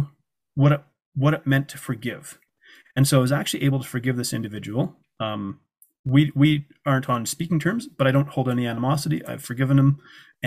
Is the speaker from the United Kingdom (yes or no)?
no; Canada; They didn't know I was from Canada